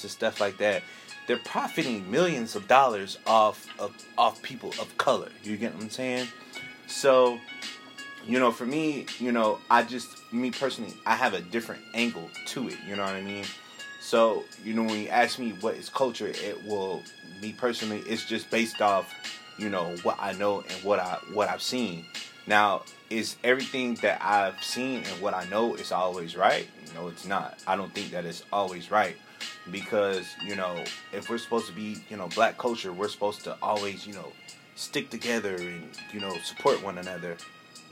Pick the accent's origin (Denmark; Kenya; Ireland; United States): United States; San Bernardino, California; I was born here. You know what I mean? I was born in San Bernardino, California